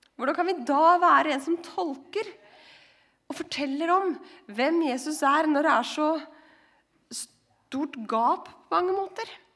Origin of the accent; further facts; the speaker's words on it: Skien, Telemark, Norway; moved away; mitt miljø som ungdom hjemme i Skien